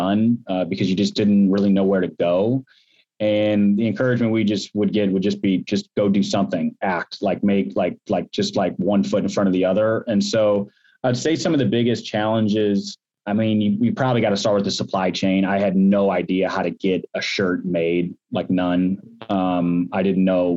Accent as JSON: {"language": "English", "region": "Midwest", "country": "United States", "tie": "born or raised there", "also_born_or_lived": "St. Louis, Missouri", "said": "we grew up in the Midwest, we're in St. Louis"}